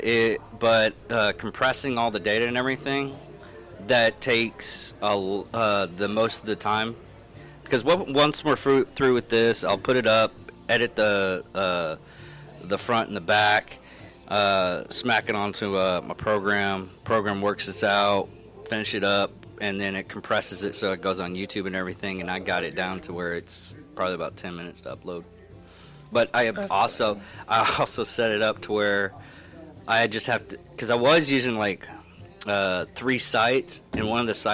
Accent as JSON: {"language": "English", "region": "the South", "country": "United States", "said": "I'm from the South."}